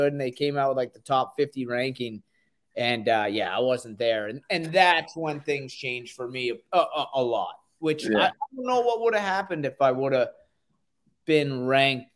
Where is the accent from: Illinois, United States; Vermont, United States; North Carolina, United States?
Vermont, United States; I grew up in Vermont.